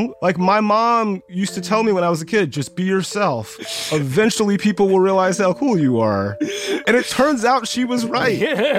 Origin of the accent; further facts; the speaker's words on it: Columbus, Georgia, United States; moved away as an adult; also born or lived in Honolulu, Hawaii / New York City; I am from West Central Georgia.